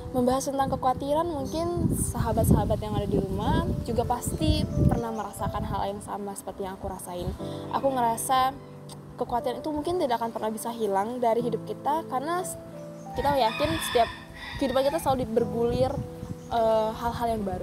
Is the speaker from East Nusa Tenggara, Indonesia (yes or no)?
no; North Sumatra, Indonesia; kalau saya orang Batak tuh secara adat tempat tinggal dan lain sebagainya